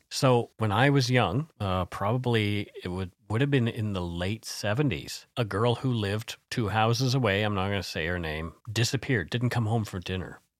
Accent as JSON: {"language": "English", "country": "Canada", "said": "We are ordinary Canadian schmucks"}